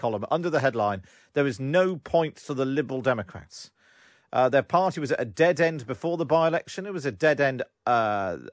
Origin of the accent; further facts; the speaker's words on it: the Southwest, South West England, United Kingdom; growing up in the Southwest